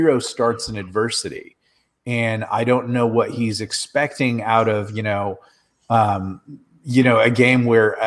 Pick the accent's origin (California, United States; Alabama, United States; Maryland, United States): California, United States; Southern; I grew up in Southern California.